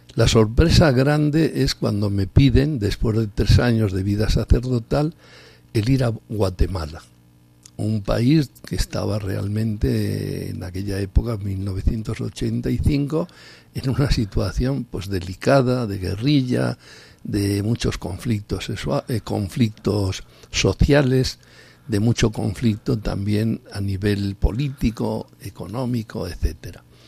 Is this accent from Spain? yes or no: yes; Aguilar del Río Alhama, La Rioja, Spain; mi pueblo, Aguilar del Rialama